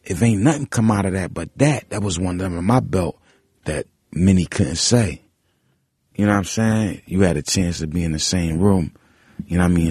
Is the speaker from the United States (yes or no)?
yes; Philadelphia, Pennsylvania, United States; I was from South Philly